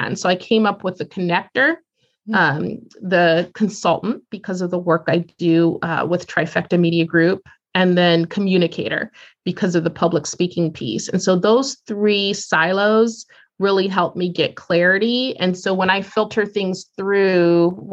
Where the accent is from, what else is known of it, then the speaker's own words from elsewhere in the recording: Columbus, Ohio, United States; Growing up in Columbus, Ohio